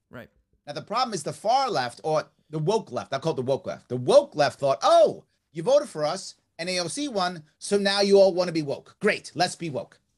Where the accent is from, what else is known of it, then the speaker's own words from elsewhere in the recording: New York, United States; I'm a New Yorker. It's who I am. Wow. I know my state. I know my people.